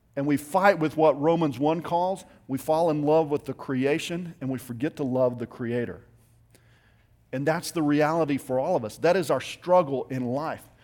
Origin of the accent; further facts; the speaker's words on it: Littlefield, Texas, United States; I grew up in West Texas in a little town outside of Lubbock. It's called Littlefield